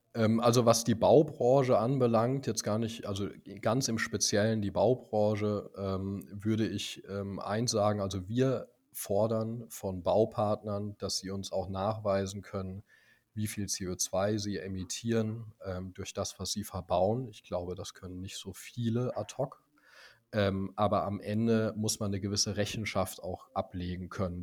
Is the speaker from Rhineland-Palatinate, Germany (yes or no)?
yes; Speyer, Rhineland-Palatinate, Germany; now in Potsdam, Germany; ich komme eigentlich aus Speyer, einer kleinen pfälzischen, sehr historischen Stadt.